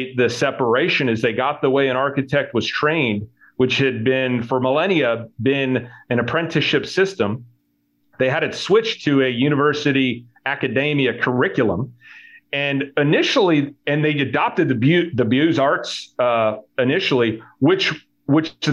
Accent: Connecticut, United States; I grew up in Connecticut, in a small town called Roway in Connecticut.

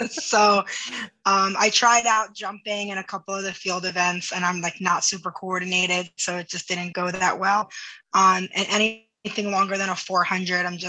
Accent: Sparta, New Jersey, United States; also born or lived in Delaware; I was born and raised here

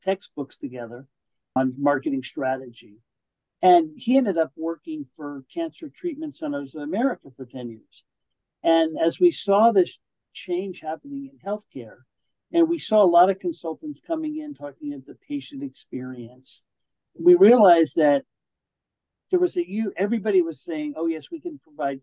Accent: East Coast, United States; moved away as an adult; now in California, United States; I grew up on the East Coast, moved to California when I was 32.

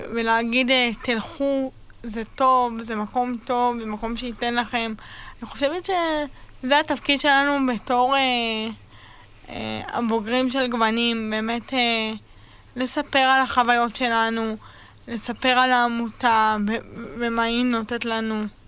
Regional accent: Beit Shemesh, Jerusalem District, Israel; now in Sderot, Israel; במקור מבית שמש, והיום אני גרה בשדרות

